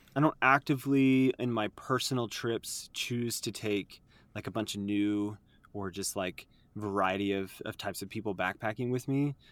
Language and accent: English; Utah, United States; I'm born and raised in Utah